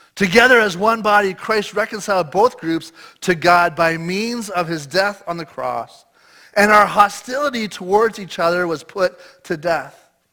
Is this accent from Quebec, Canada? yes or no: no; Eastern Ontario, Canada; moved away as an adult; now in British Columbia, Canada; I grew up my whole life in Eastern Ontario